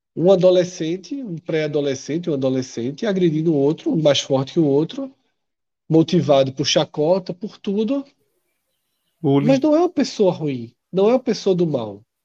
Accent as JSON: {"language": "Portuguese", "town": "Olinda", "region": "Pernambuco", "country": "Brazil", "tie": "born or raised there", "said": "Eu, quando era criança, anos 80, em Casa Caiada, ali, Casa Caiada com Jardim Atlântico"}